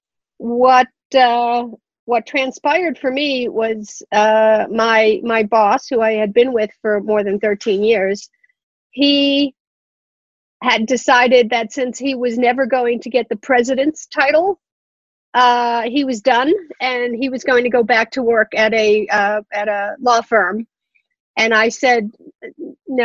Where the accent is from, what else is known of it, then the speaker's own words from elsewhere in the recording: New York City, New York, United States; moved away; also born or lived in Southern California; I grew up in Queens, New York, not exactly the horse capital of the world